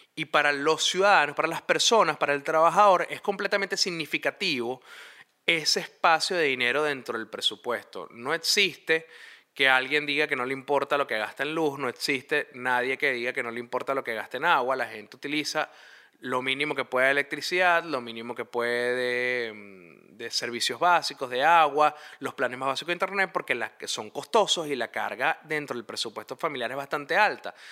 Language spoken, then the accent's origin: Spanish; Venezuela; moved away; nosotros como venezolanos empezamos a descubrir una vez que salimos del país